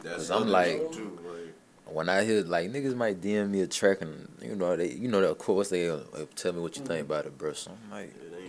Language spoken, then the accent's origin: English; Alabama, United States; now in Florida, United States; I'm born in Alabama